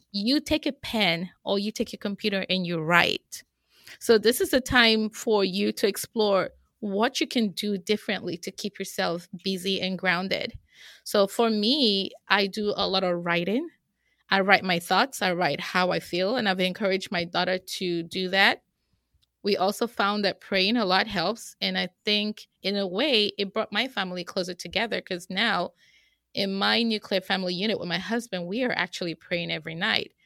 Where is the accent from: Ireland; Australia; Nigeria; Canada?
Nigeria; moved away as an adult; now in United States; I am originally from Nigeria